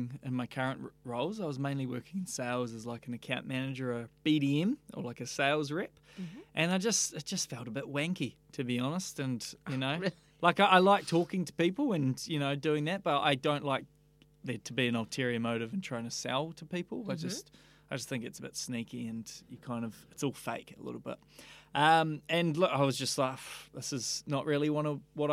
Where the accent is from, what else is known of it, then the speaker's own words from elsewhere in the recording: Leithfield, Canterbury, New Zealand; also born or lived in London / Austria / Western Australia; I grew up in North Canterbury in Leafield, so it's a small beach town about 45 minutes north of Christchurch. So I was there until I was about 19